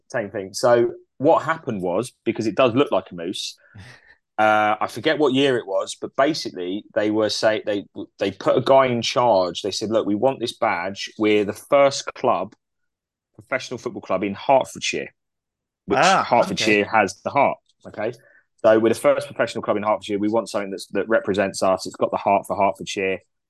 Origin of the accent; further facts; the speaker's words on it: Canada; I can deal with that because I'm Canadian.